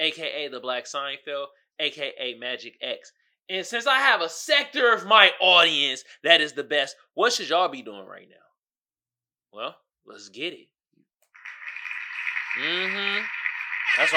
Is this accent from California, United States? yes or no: yes; Oakland, California, United States; now in San Diego, United States; I'm from Oakland